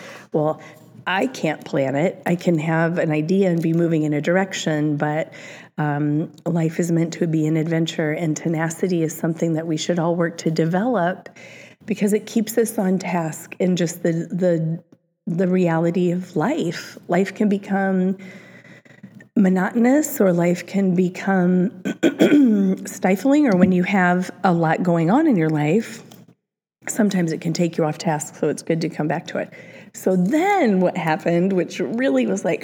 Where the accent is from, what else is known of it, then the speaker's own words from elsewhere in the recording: Cedar Rapids, Iowa, United States; moved away; the Cedar Rapids Gazette, which is my hometown